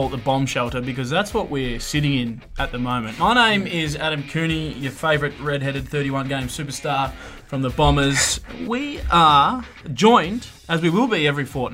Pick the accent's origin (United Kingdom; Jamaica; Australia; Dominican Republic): Australia; South Australia; a fellow South Australian like myself